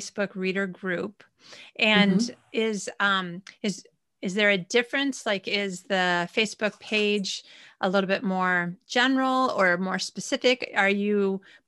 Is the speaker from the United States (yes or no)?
yes; about 40 miles east of Traverse City, Michigan, United States; moved away; I grew up about 40 miles east of Traverse City on a little lake